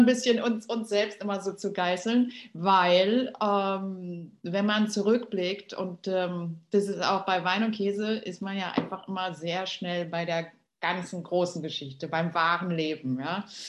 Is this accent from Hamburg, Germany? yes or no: no; Berlin, Germany; ich bin ja in Berlin aufgewachsen, bin Berlinerin durch und durch